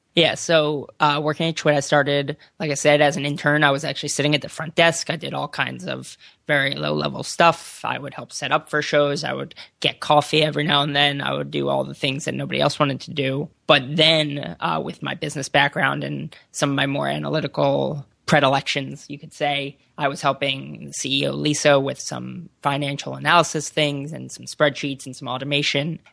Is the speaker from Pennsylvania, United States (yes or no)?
yes; suburbs of Philadelphia, Pennsylvania, United States; moved away as an adult; also born or lived in Boston; now in California, United States; I'm from the suburbs of Philadelphia